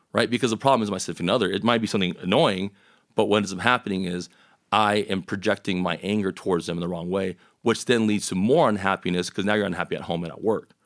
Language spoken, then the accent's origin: English; El Paso, Texas, United States; growing up in El Paso